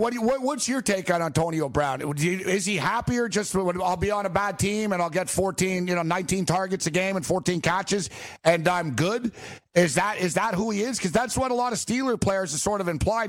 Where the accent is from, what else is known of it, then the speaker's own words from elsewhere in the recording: Montreal, Quebec, Canada; now in New York, United States; I'm from Montreal